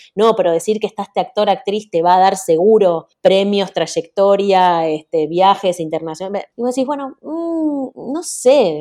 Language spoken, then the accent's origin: Spanish; Argentina; nací en Argentina, soy la, primera argentina de familia uruguaya completa